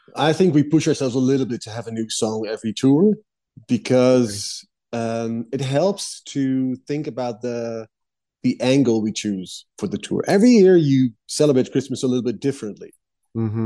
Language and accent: English; Netherlands; I grew up in the Netherlands